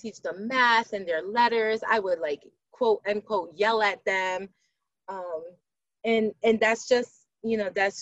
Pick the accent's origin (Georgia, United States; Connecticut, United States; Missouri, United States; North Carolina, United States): Connecticut, United States; Hartford; moved away as an adult; also born or lived in California; I also am born and raised in Hartford. I live in Hartford. I moved away, but I ended up coming back here.